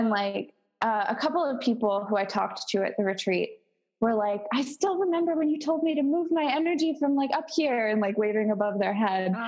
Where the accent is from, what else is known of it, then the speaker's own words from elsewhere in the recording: Baltimore, Maryland, United States; moved away; I come from Baltimore and I live like 2.5 hours south